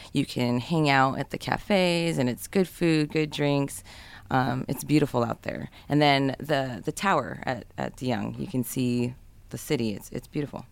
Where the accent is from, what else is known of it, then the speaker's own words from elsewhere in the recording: San Jose, California, United States; I grew up in San Jose